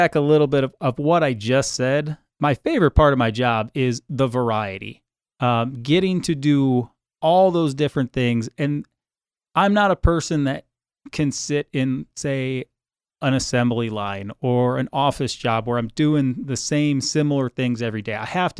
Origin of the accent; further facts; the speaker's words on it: Cleveland, Ohio, United States; I grew up in the state of Ohio. I grew up in just outside Cleveland, Ohio, right on Lake Erie.